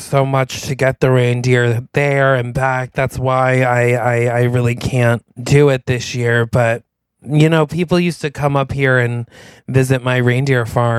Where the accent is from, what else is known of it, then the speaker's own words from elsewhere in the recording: New York, United States; And I'm like, sorry, we're from New York.